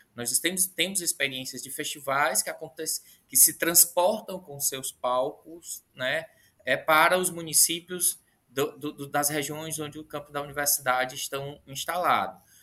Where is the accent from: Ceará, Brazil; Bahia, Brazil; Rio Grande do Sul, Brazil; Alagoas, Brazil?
Ceará, Brazil; eu sou do, sou do Ceará, fico aqui no Ceará